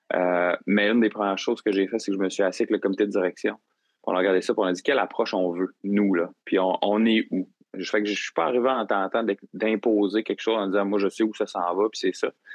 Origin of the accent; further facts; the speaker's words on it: Gaspésie, Quebec, Canada; moved away as an adult; now in Rimouski, Canada; je suis originaire de la Gaspésie, puis, euh, je suis venu à Rimouski pour mes études.